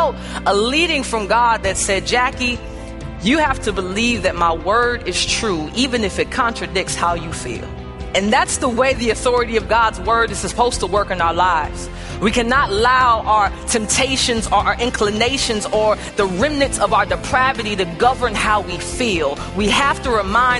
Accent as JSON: {"language": "English", "town": "St. Louis", "region": "Missouri", "country": "United States", "tie": "born or raised there", "moved": "yes", "lives_now": "Chicago, United States", "said": "I grew up in St. Louis"}